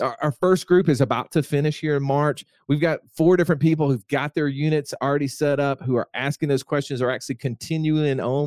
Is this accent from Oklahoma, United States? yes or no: no; Alabama, United States; I'm from Alabama